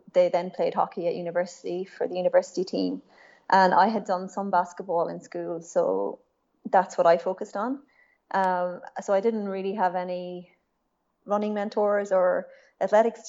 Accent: west coast of Ireland, Ireland; I grew up in Ireland, in a small town on the west coast of Ireland.

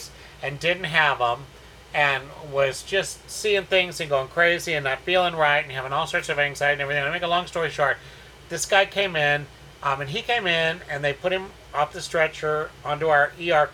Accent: St. Louis, Missouri, United States; moved away as an adult; also born or lived in South Florida / Fort Worth, Texas / Houston, Texas; now in Texas, United States; Born and raised in the Midwest in St. Louis, but the majority of my adult life I spent in South Florida, West Palm Beach, Fort Lauderdale, Miami area.

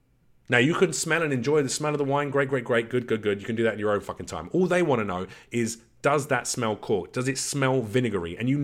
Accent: London, United Kingdom; And I'm a boy from the East End of London. All right, sure, I had a reasonable upbringing.

